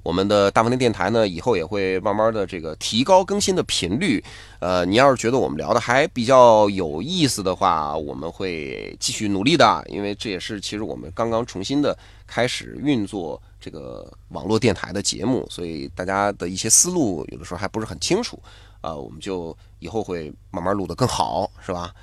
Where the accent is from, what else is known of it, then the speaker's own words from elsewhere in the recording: China; 我们中国人